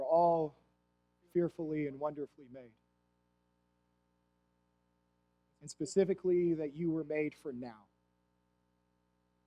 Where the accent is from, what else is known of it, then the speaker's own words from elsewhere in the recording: Plainview, Texas, United States; I was born in Plainview, Texas, and was dedicated at First Christian Church Disciples of Christ in Plainview, Texas as a baby. I then would be baptized in that church